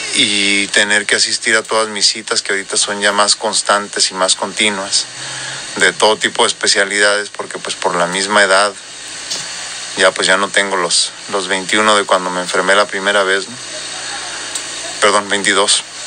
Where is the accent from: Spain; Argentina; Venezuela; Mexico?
Mexico; northern Mexico; accent: norteño; con mi acento más marcado y más norteño